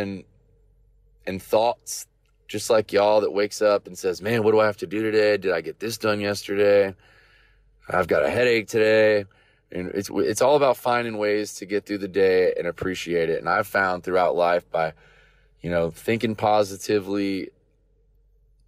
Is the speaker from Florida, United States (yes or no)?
yes; Vero Beach, Florida, United States; moved away; as a kid growing up in Vero Beach, Florida